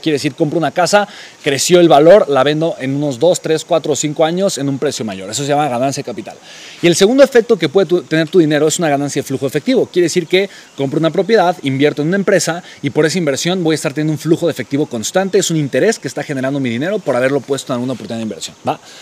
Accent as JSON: {"language": "Spanish", "region": "Mexico City", "country": "Mexico", "tie": "born or raised there", "said": "la Ciudad de México, ¿no? La ciudad de donde yo soy originario"}